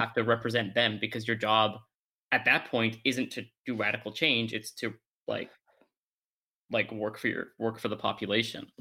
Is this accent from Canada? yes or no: yes; Canada; my heritage, I'll just say I'm Canadian